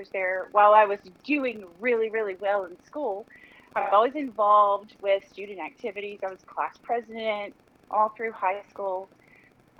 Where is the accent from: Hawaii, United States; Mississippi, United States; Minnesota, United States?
Mississippi, United States; Mississippi Gulf Coast, United States; I'm born and raised here in Mississippi. I grew up on the Mississippi Gulf Coast in a sleepy little coastal town